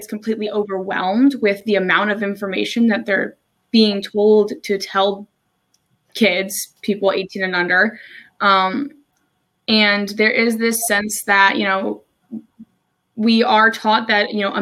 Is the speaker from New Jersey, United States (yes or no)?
yes; New Jersey, United States; moved away as an adult; now in Maryland, United States; I'm originally from New Jersey. I moved to Maryland about almost 3 years ago now